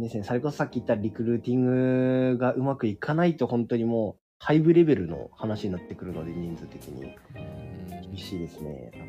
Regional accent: Tohoku, Japan; moved away as an adult; also born or lived in Kanagawa; 地元がまあ東北で大学がまあ神奈川だったので

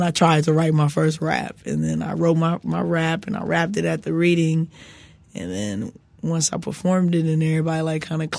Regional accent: Los Angeles, California, United States; I grew up on the west side of South Central.

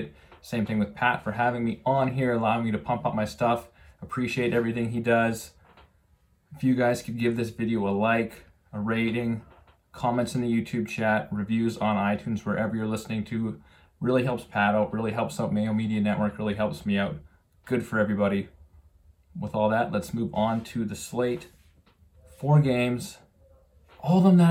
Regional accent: Calgary, Alberta, Canada; moved away; I'm originally from Calgary, so I grew up a Flames fan

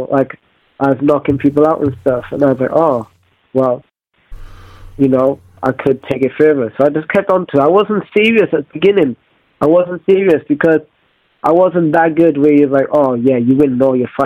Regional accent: Wales, United Kingdom; I'm a kid from Wales, and back in the day, being in Wales, I'm moving around a lot, going to new schools

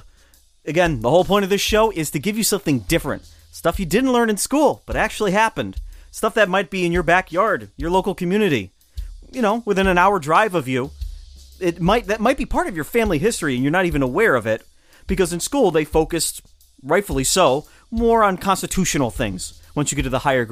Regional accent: Schenectady, New York, United States; I grew up in Schenectady, New York.

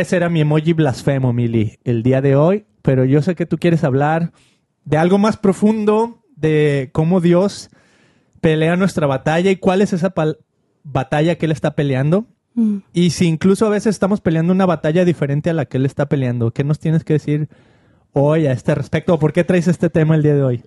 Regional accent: Mexico; como mexicano

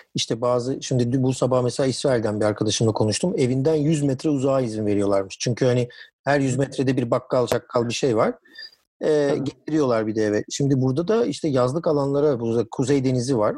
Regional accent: Heybeliada, Istanbul, Turkey; ben Heybeliliyim yani do, e, çocukluğum orada geçti

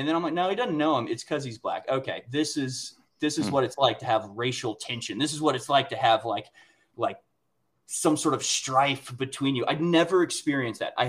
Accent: Houston, Texas, United States; moved away; also born or lived in Washington, District of Columbia, United States; I grew up in Houston, where there is truly natural diversity

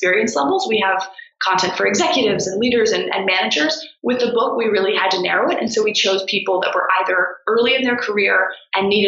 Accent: D.C., District of Columbia, United States; I grew up outside of Washington, D.C.

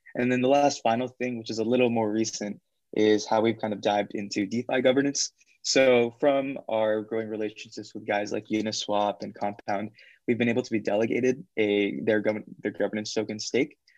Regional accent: Fremont, California, United States; I'm from Fremont in the Bay Area

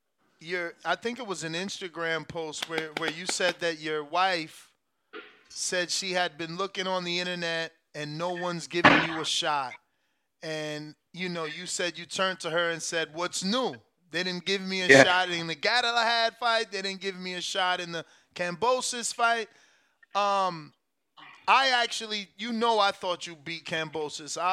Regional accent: United States; as an American

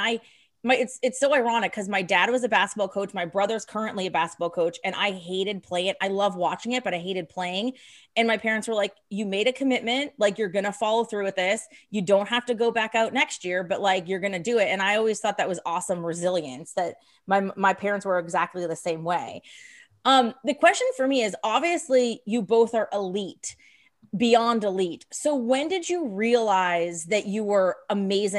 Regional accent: the Poconos, Pennsylvania, United States; now in Philadelphia, United States; I grew up in near the Poconos, which is about an hour and a half out. I live in Center City now

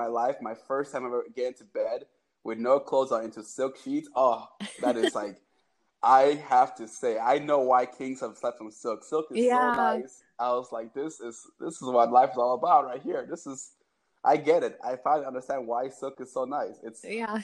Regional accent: Cameroon; I'm from Cameroon

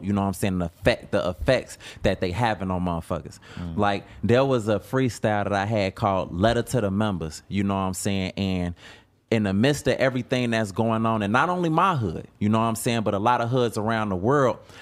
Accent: Chicago, Illinois, United States; I'm from Chicago

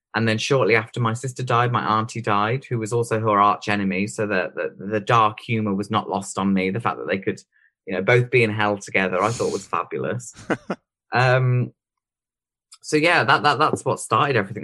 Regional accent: Droitwich, West Midlands, United Kingdom; also born or lived in Worcester; Droit, which was just my hometown where my parents live

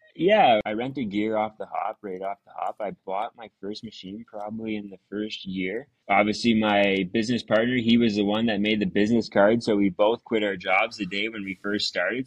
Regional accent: Stouffville, Ontario, Canada; I was born and raised in uh, Stouffville, um, small town at the time of growing up

